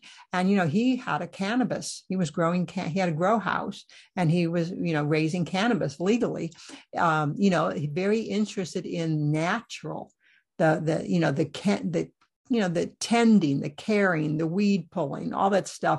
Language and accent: English; Iowa, United States; born or raised there